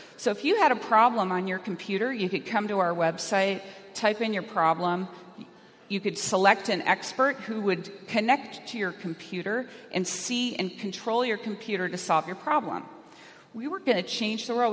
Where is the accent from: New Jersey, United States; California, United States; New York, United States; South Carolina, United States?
California, United States; I'm from California